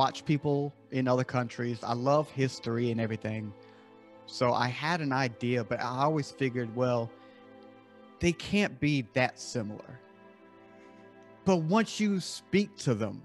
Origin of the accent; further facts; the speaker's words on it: the South, United States; I'm born and raised in the South here in the States. I live in South Carolina